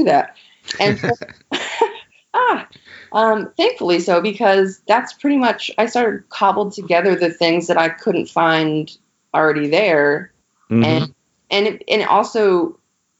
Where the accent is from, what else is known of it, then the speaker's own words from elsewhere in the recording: Western Maine, United States; also born or lived in New York; I'm originally from Western Maine, so a very rural area.